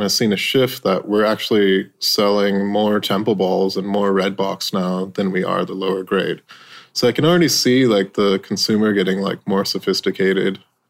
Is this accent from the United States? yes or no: no; India; That's kind of growing up in India and that kind of European influence in India.